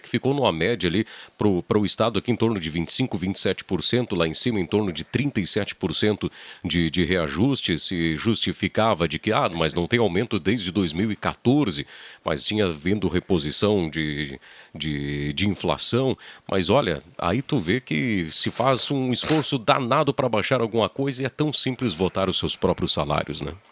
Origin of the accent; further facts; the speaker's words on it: Encruzilhada do Sul, Rio Grande do Sul, Brazil; also born or lived in Porto Alegre; now in Santa Cruz do Sul, Brazil; Eu realmente sou natural de, de Porto Alegre, morei uma, até os meus seis anos lá, me considero encruzilhadense, porque, enfim, tive toda a minha infância, amigo, estudei encruzilhado